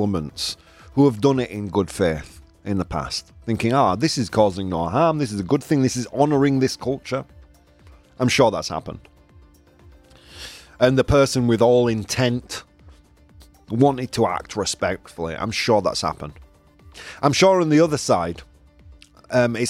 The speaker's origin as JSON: {"language": "English", "country": "United Kingdom", "tie": "born or raised there", "moved": "yes", "lives_now": "Spain", "said": "I was raised in Britain."}